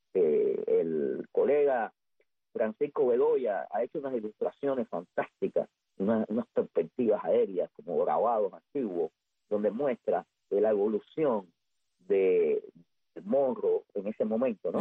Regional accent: Havana, Cuba; yo soy habanero del Vedado, de Cojima

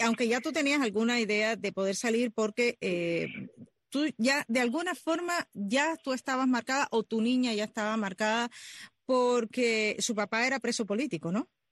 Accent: Cuba; los que nacimos en lo que llamamos en Cuba el campo

